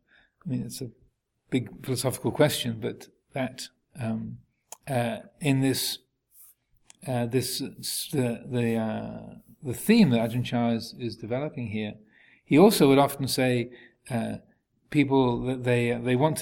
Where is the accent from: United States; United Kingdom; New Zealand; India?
United Kingdom; England; moved away as an adult; also born or lived in Thailand; I never realized how English I was until I lived at Wat Pananachat amongst all the Americans and Australians and French and Germans and Italians.